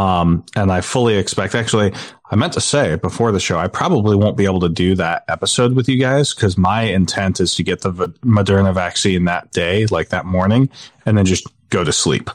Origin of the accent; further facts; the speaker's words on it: St. George, Utah, United States; moved away; St. George, which is my hometown.